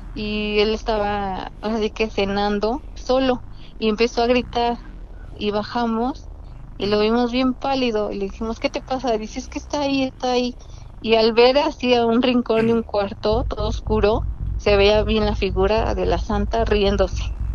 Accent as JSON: {"language": "Spanish", "region": "Puebla", "country": "Mexico", "said": "de la mera capital"}